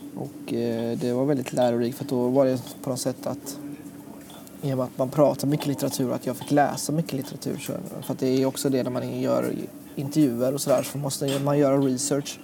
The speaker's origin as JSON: {"language": "Swedish", "country": "Sweden", "tie": "born or raised there", "also_born_or_lived": "Thailand", "said": "kom hit när jag var två och ett halvt"}